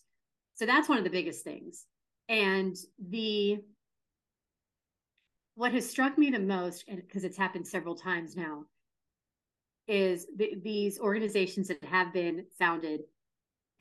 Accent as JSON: {"language": "English", "town": "Pittsburgh", "region": "Pennsylvania", "country": "United States", "tie": "born or raised there", "said": "Pittsburgh centric, my hometown as well"}